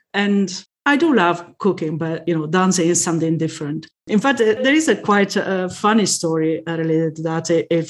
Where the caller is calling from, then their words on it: Reading, South East England, United Kingdom; I'm calling from Reading, UK.